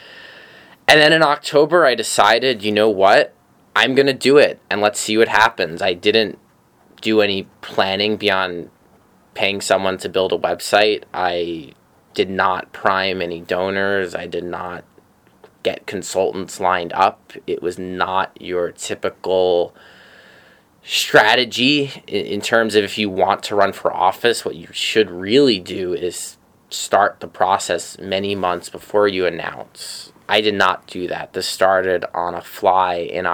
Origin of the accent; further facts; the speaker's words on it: New York City, New York, United States; I'm from Bay Ridge, Brooklyn, I grew up there, I still live there